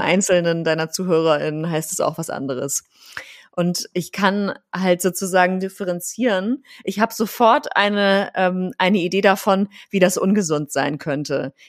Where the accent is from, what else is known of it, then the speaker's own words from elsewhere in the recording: Rhineland, Germany; now in Berlin, Germany; Ich komme ja ursprünglich aus dem Rheinland